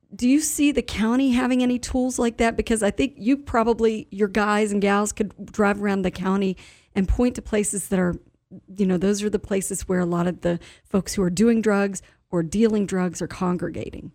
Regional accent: Inwood, West Virginia, United States; I've been using the roundabout in Inwood more. It's my, it's my hometown

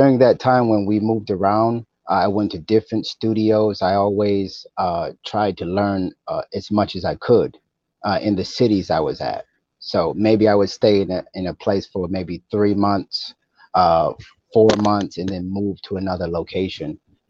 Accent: Buffalo, New York, United States; born there; also born or lived in Rochester / East Aurora; Yes, I was born in Buffalo, New York. But I traveled around to different parts of Western New York. So I lived in Rochester, East Aurora, different parts of Western New York

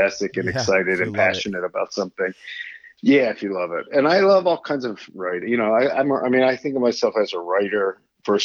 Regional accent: Pittsburgh, Pennsylvania, United States; moved away as an adult; also born or lived in New Jersey / China; I grew up in Squirrel Hill, Pittsburgh, Pennsylvania

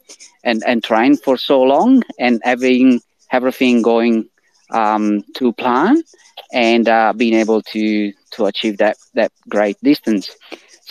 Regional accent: Italy; English is a second language; moved away as an adult; now in Australia; my accent as well as from the name, I'm originally from I'm Italian. I'm originally from Italy, and I moved to Australia in 2008

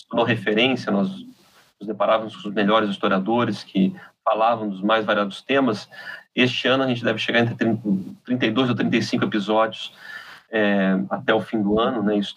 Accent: Santa Catarina, Brazil; Eu sou de Santa Catarina, mas tenho já uma trajetória no Rio há algum tempo, sempre fiquei lá e cá.

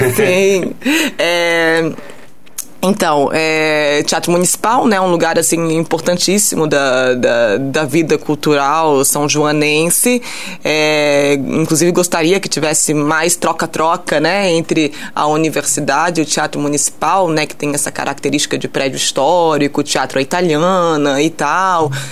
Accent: France; moved away as an adult; now in São João del-Rei, Brazil; eu cresci na França

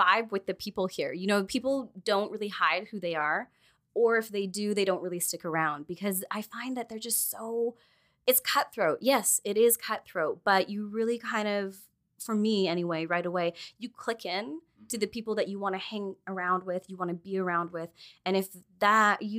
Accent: Vancouver, British Columbia, Canada; moved away; also born or lived in Quesnel, British Columbia / Prince George, British Columbia; I arrived in Vancouver when I was quite young, actually. So didn't spend a lot of time up there. Really feel like Vancouver's my home.

